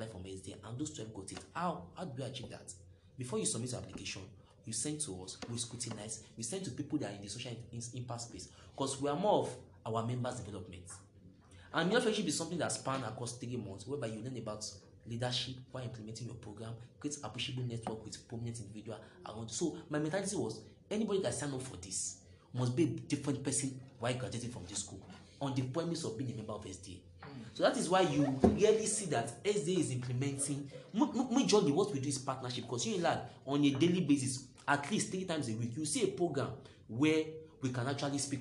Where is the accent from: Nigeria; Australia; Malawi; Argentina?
Nigeria; Lagos; I grew up in Bariga.